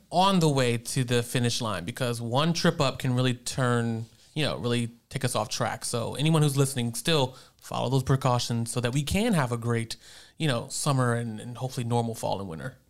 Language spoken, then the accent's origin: English; Roanoke, Virginia, United States; moved away as an adult; also born or lived in Richmond, Virginia; now in North Carolina, United States; I am originally from Roanoke, Virginia. That's my hometown